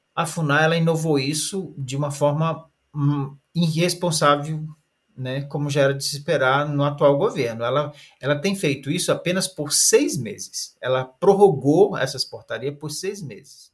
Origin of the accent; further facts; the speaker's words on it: Maronal village, Javari Valley, Amazonas, Brazil; now in Brasília, Brazil; eu sou da aldeia Maronal, do Vale do Javari. A terra indígena Vale do Javari está localizada no na parte do estado do Amazonas